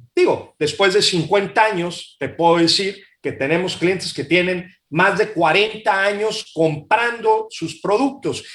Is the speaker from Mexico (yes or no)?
yes; Mexico; also born or lived in Monterrey; soy muy mexicano, este, quiero mucho a mi país